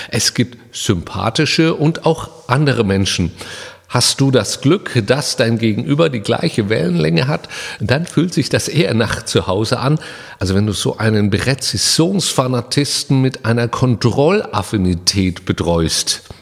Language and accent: German; Karlsruhe, Baden-Württemberg, Germany; now in Saarland, Germany; Ich bin in Karlsruhe geboren und habe mich da wohlgefühlt. Das war mein Zuhause.